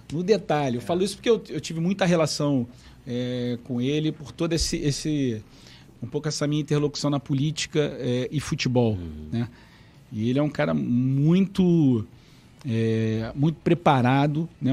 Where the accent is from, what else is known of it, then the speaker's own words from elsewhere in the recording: Rio de Janeiro, Brazil; also born or lived in Jacarepaguá (Taquara), Rio de Janeiro; eu nasci no Caxambi